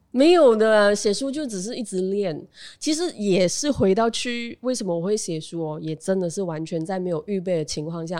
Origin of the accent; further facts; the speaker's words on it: Bentong, Pahang, Malaysia; moved away; also born or lived in Malacca / Kuantan, Pahang / Kuala Lumpur / Johor Bahru; 我从彭亨文基出生，嗯，OK。然后，哎，不对，我在马六甲出生，然后我全家在文基，彭亨文基，呃，落地生根，然后我自己一个人去了彭亨文东读书，OK。然后再来 K L 读书，然后现在我全家搬去新山